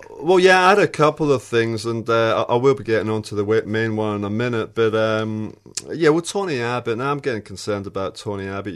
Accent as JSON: {"language": "English", "country": "Australia", "said": "as an Australian"}